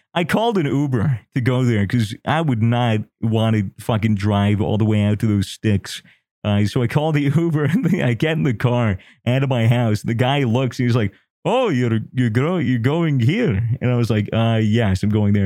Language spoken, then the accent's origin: English; United States; I'm American